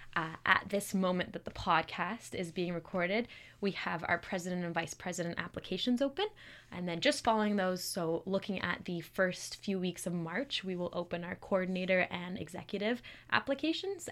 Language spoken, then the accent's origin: English; Calgary, Alberta, Canada; moved away as an adult; now in Kingston, Canada; I'm from Calgary